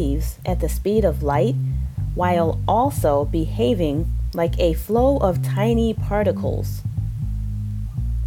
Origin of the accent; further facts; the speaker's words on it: East Coast, United States; accent: East Coast; my East Coast accent